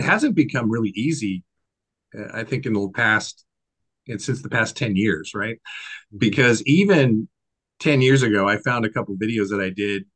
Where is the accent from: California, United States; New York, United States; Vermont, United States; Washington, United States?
Washington, United States; I'm born and raised in Washington State